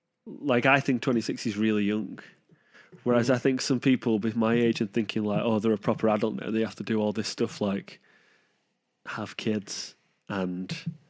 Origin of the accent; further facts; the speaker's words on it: Manchester, North West England, United Kingdom; I mean, that is amplified by the fact we're from Manchester and that haircut is very prevalent.